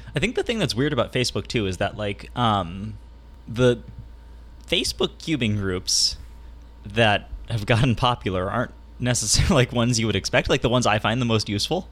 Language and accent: English; San Diego, California, United States; in my area, in my hometown of San Diego